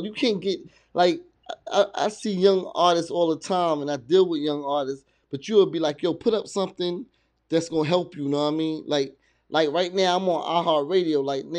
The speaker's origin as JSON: {"language": "English", "region": "New Jersey", "country": "United States", "tie": "born or raised there", "also_born_or_lived": "New York / Virginia", "said": "I was raised in Jersey, and between Jersey, New York, and Virginia. So I've been in all three of those places"}